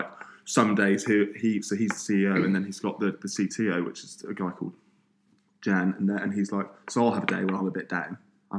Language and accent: English; Scotland, United Kingdom; born there; Well, I was born in Scotland.